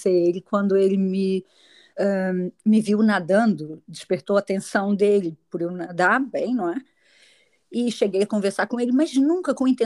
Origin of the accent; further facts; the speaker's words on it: Madeira, Portugal; Eu até digo que eu sou madeirense, não sou portuguesa.